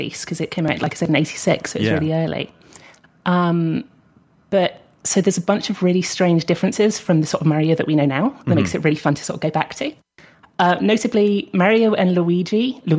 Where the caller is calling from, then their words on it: United Kingdom; from the UK.